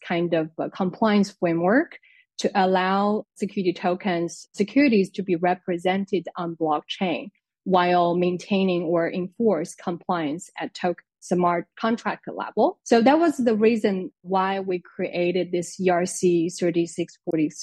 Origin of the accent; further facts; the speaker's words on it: China; moved away as an adult; now in France; I'm originally from China